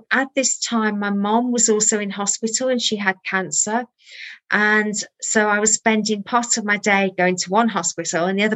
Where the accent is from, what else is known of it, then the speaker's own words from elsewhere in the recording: Birmingham, West Midlands, United Kingdom; born there; So I was born in Birmingham